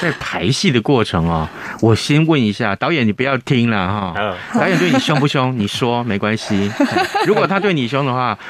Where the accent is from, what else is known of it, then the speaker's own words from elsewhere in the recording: Taiwan; first language Taiwanese Hokkien; 所以啊，你看我们刚刚聊闽南语啊，就是我们用这个台语，就是我们自己生长的这个母语，对不对？用它来聊天多有趣啊！